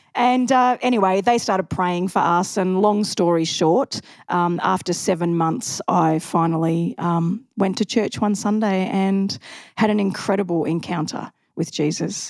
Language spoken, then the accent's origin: English; Macleod, Victoria, Australia; also born or lived in Mooroolbark; I was from McLeod.